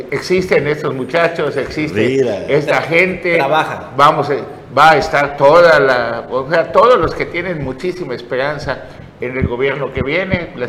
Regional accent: Mexico; Los mexicanos no somos los venezolanos, los mexicanos no somos los hermanos de Cuba, ni los hermanos

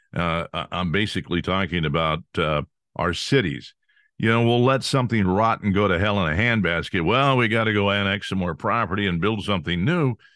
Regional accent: California, United States; I grew up in California

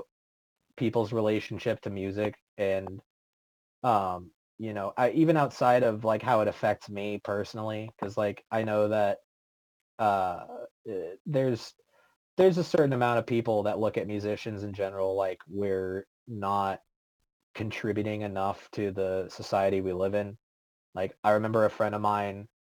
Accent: East Bay, San Francisco Bay Area, California, United States; moved away as an adult; now in Texas, United States; my hometown, which out in the Bay Area, in the, like the East Bay area

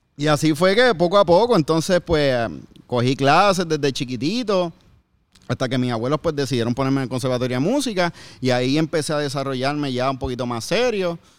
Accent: Bayamón, Puerto Rico; moved away as an adult; En Puerto Rico, yo, yo soy de Bayamón. Yo toda ah, mi vida he, vivido en Bayamón hasta que me mudé después del huracán

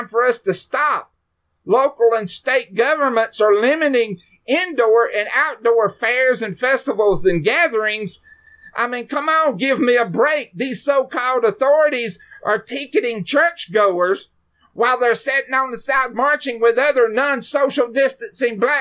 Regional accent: United States; we Americans

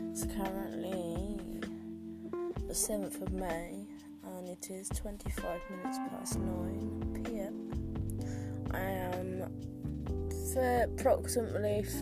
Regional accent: Oxford, South East England, United Kingdom; Though I am from Oxford, and I do have cock in me

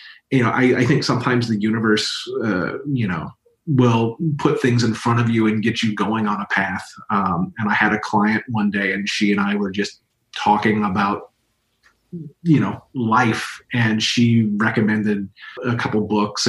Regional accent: Louisville, Kentucky, United States; moved away; I'm from Louisville, Kentucky. I was very fortunate to do theater at the big theater in my town at Actors Theater of Louisville.

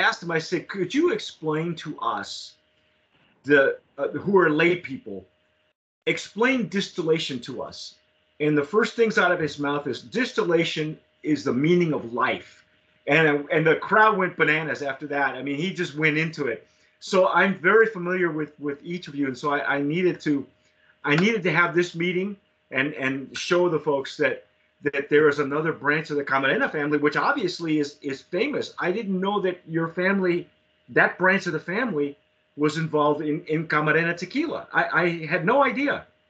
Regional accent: Southern California, United States; moved away; also born or lived in San Antonio, Texas; I grew up in Southern California, and I moved away for years

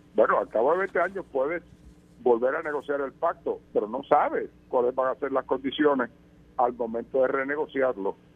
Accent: Puerto Rico; por la que tú y yo nacimos, eh, que nos hace ciudadanos americanos por nacer en Puerto Rico

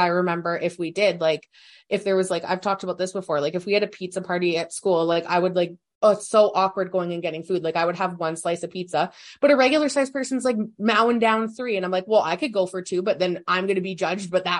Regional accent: Saskatoon, Saskatchewan, Canada; grew up in Saskatoon.

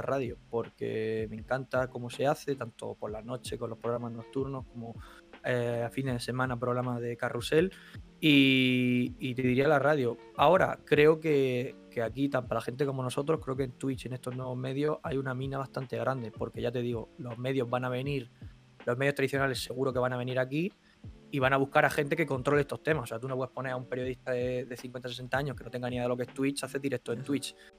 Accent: Albox, Andalusia, Spain; moved away; yo me he criado en un no barrio, porque no es un pueblo que prácticamente no tiene barrio, eh, en Albox, en Almería

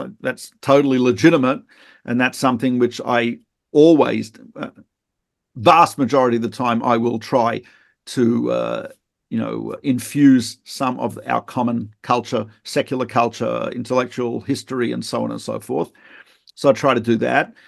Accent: Australia; moved away; I'm not from South Africa. I'm from Australia

